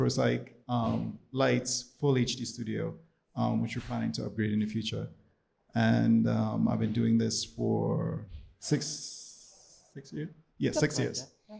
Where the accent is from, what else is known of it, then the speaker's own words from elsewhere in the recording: Trinidad & Tobago; now in Washington, United States; I'm originally born and raised in the Twin Island Republic of Trinidad and Tobago.